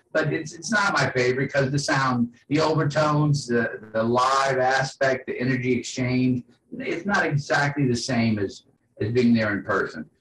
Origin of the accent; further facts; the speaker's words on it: New Orleans, Louisiana, United States; I grew up in New Orleans, a port city during the 70s